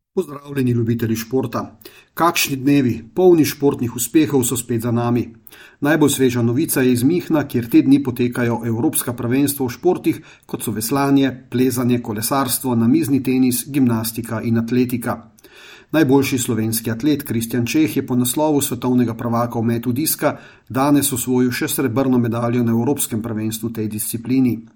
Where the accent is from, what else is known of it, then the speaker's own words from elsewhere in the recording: Slovenia; smo Slovenci